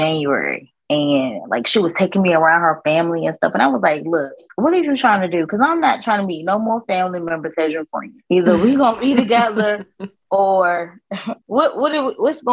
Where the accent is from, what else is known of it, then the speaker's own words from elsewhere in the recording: Virginia, United States; I'm from Virginia, and I've always lived here.